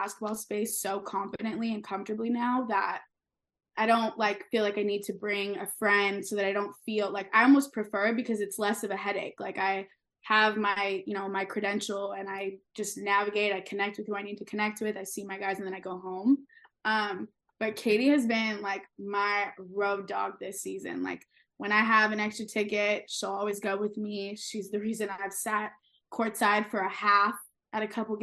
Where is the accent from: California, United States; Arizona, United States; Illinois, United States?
California, United States; Orange County; also born or lived in Long Beach, California; I was born in Long Beach. I grew up in Orange County